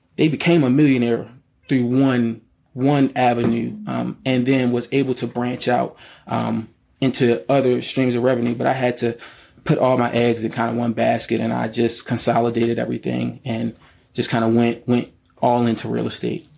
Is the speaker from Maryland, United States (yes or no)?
yes; Baltimore, Maryland, United States; I'm from Baltimore, Maryland, born and raised.